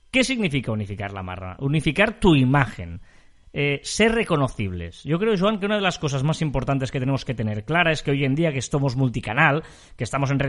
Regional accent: Scotland, United Kingdom; Yo soy muy escocés, ya lo sabes, y por lo tanto es muy, muy feliz.

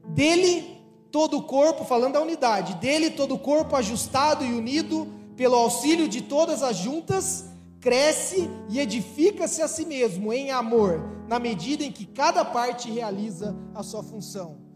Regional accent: São Paulo, Brazil; eu sou de São Paulo, eu torço pra um time de lá

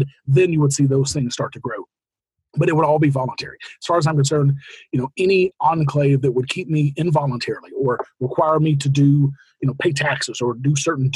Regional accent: United States; I am an American

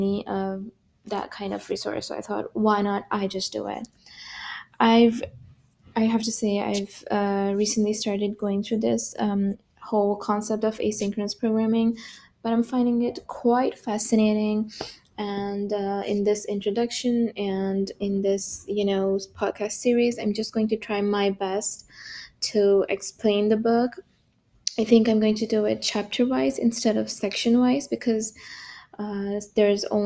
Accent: Pakistan; now in Berlin, Germany; I'm from Pakistan originally. Currently I'm living, studying and working in Germany. I'm in Berlin

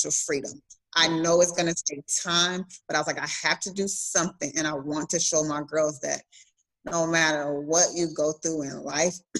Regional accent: Clovis, New Mexico, United States; moved away as an adult; now in Texas, United States; my hometown back in New Mexico in Clovis

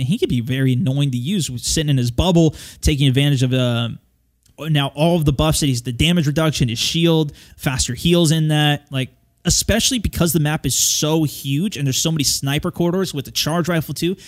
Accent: United States; I'm an American

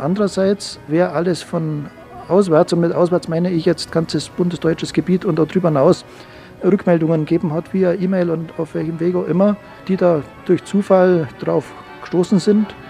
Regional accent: Bambeuren, Bavaria, Germany; also born or lived in Salzburg; Ich bin ja gebürtig aus Bambeuren, 15 Kilometer weg. Kenne Schongau sehr gut, weil ich hier ins Gymnasium

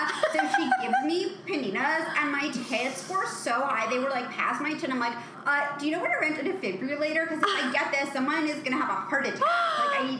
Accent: New York, United States; I'm from the Upper East Side

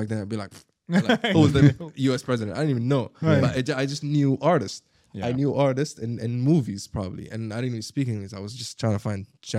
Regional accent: Sharjah, United Arab Emirates; English is a second language; also born or lived in Abu Dhabi; I grew up in Sharjah, right?

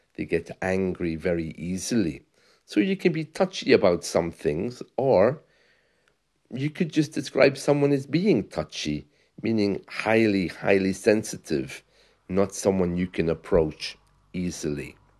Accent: United Kingdom; moved away as an adult; also born or lived in Spain; I'm British

